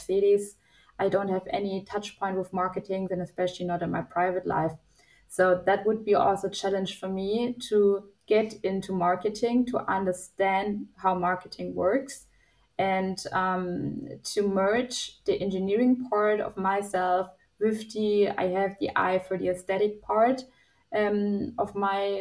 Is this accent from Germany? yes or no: yes; Nuremberg, Bavaria, Germany; my hometown in Nuremberg.